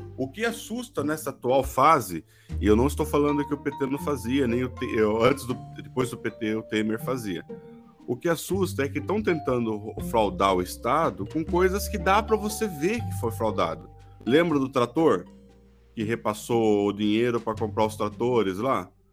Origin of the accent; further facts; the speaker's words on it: Santa Bárbara d'Oeste, São Paulo, Brazil; accent: caipira; eu, cidadão médio do interior de São Paulo, morador de Santa Bárbara do Oeste